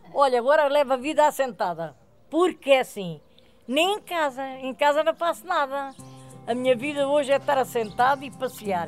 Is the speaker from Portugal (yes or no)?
yes; Alentejo, Portugal; moved away as an adult; now in Covão do Coelho, Portugal; lá no Alentejo, sei lá, eu já estou aqui há 60 anos, vivi 30, talvez aí uns 30